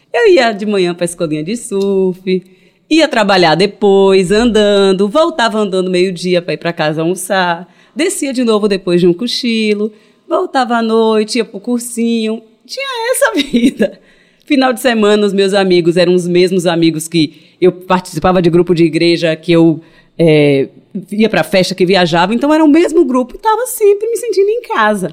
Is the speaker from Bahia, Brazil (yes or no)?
yes; Ilhéus, Bahia, Brazil; moved away as an adult; now in Salvador, Brazil; nasci dentro de casa. E morei em Ilhéus até os 22 anos, quando eu vim para Salvador.